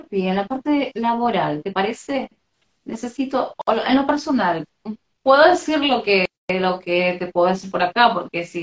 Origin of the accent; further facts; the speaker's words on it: Argentina; Hola. Soy de Argentina.